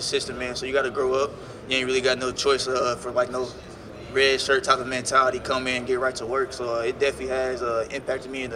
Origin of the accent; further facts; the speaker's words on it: Indianapolis, Indiana, United States; I'm from Indianapolis, Indiana, too. So, you know, my guys like Coach Jason West, Steve Tussey. It was one of those growing up playing out here